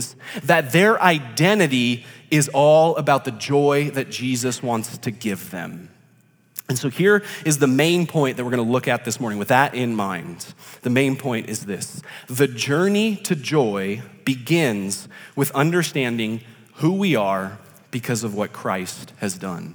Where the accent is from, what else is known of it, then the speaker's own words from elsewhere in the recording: Rancho Cucamonga, California, United States; I am from Rancho Cucamonga, which is located in Southern California